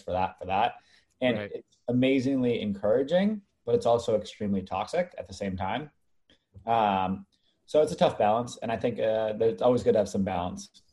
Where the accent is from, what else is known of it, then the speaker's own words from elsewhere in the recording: Los Angeles, California, United States; moved away as an adult; also born or lived in Park City, Utah / Boston; I was born and raised